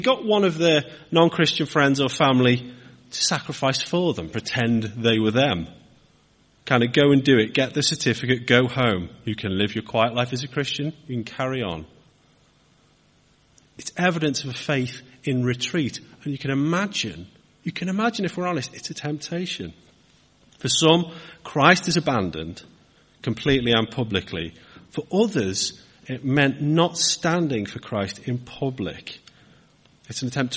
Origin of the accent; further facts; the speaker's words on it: Wirral, North West England, United Kingdom; moved away as an adult; now in Hartford, Cheshire, United Kingdom; I'm from Wirral myself, and the kind of north, the bit next to Liverpool